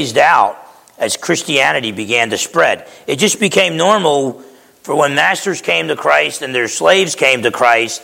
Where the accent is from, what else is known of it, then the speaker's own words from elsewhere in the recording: East Orange, New Jersey, United States; I grew up in East Orange, New Jersey